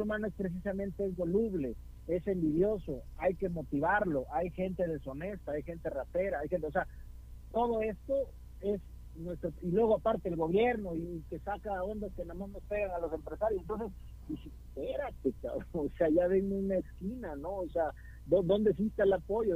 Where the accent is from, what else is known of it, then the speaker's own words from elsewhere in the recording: Veracruz, Mexico; now in Guadalajara, Mexico; mi banda jarocha